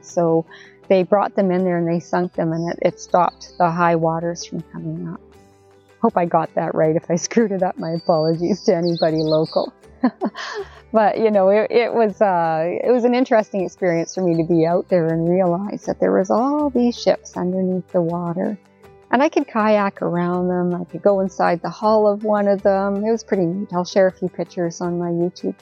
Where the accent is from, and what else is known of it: Canada